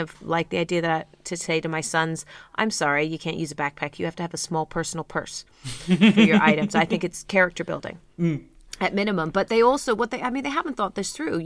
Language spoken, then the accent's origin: English; United Kingdom; we're uptight and we're British